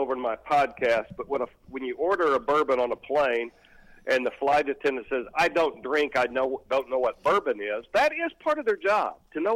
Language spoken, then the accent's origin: English; Oklahoma, United States; I'm from Oklahoma